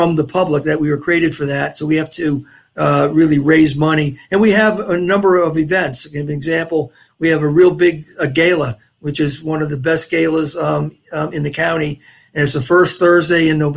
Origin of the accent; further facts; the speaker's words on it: New Jersey, United States; also born or lived in Port St. Lucie area, Florida; now in Florida, United States; I'm from New Jersey originally. I'm a Jersey Shore boy.